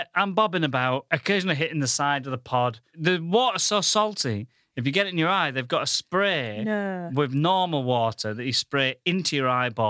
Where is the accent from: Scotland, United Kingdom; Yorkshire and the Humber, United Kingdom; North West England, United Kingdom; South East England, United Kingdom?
Yorkshire and the Humber, United Kingdom; Goole; now in London, United Kingdom; I come from the northern town of Ghoul.